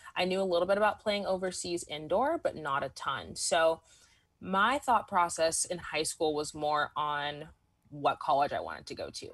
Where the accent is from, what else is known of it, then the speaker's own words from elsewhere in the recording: Southern California, United States; I grew up in SoCal